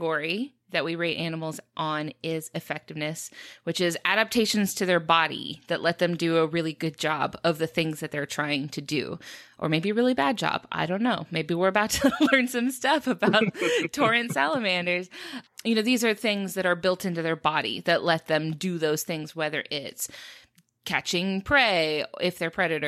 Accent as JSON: {"language": "English", "region": "Southeast", "country": "United States", "lives_now": "Florida, United States", "said": "I'm from the Southeast."}